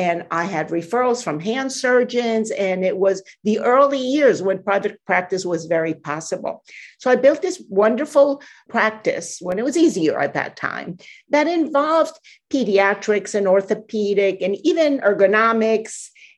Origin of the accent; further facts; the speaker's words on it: Guatemala; first language Spanish; English is a second language; moved away as an adult; also born or lived in Quetzaltenango, Guatemala; now in United States; So I grew up in Guatemala from the very beginning of my life to the time I went to the United States.